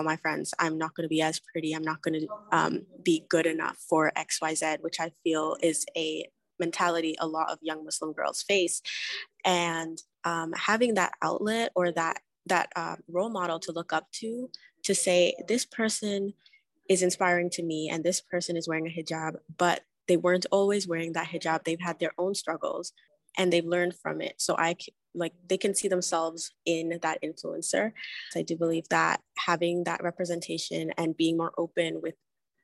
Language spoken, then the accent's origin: English; Canada; growing up in Canada, or at least like where I'm from